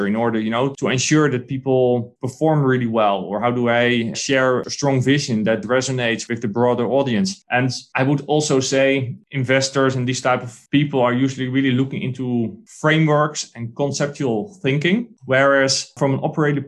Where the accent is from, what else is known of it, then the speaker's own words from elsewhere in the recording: Netherlands; I'm a guy from the Netherlands or from Europe